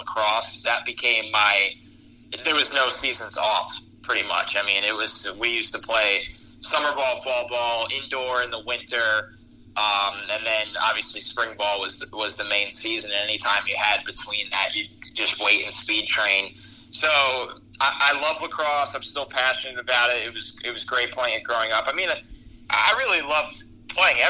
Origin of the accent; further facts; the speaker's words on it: New York, United States; I'm from New York